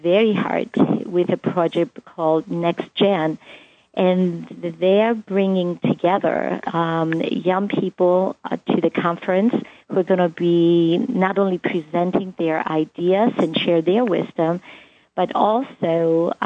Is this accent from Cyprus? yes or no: yes; Cyprus; moved away; In the culture where I grew up, I'm from the Greek island of Cyprus